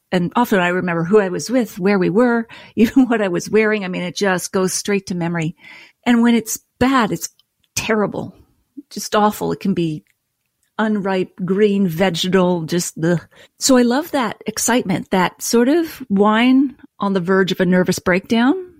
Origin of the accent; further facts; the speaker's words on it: Nova Scotia, Canada; moved away; also born or lived in Toronto; I grew up in Nova Scotia with a beer and whiskey loving family